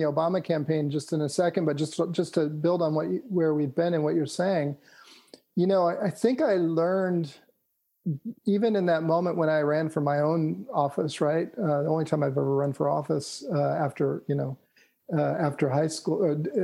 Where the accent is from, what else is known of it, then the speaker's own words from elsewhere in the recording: California, United States; I grew up in California